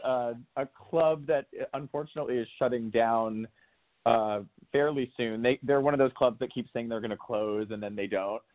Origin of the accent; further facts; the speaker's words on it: New Canaan, Connecticut, United States; I grew up right outside of New York in a small town called New Canaan in Connecticut